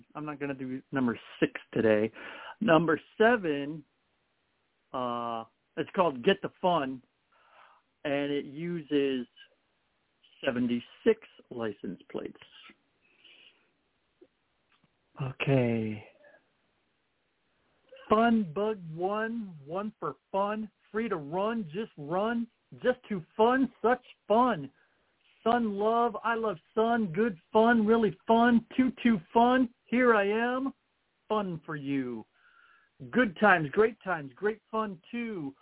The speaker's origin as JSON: {"language": "English", "region": "Ohio", "country": "United States", "said": "I'm from Ohio"}